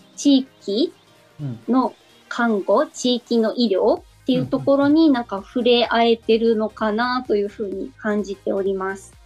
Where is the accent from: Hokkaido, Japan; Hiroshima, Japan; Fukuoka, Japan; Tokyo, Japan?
Fukuoka, Japan; Itoshima; 私が糸島出身なので